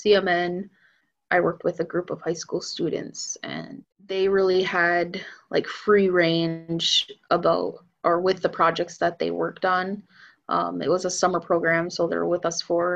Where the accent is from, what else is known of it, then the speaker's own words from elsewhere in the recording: Menominee Reservation, Wisconsin, United States; also born or lived in Madison, Wisconsin; I grew up on the Menominee Reservation